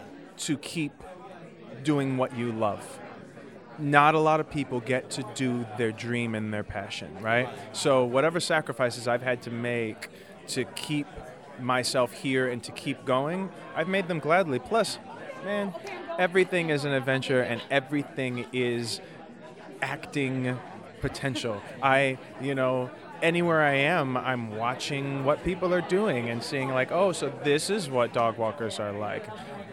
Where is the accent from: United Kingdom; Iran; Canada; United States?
United States; Detroit, Michigan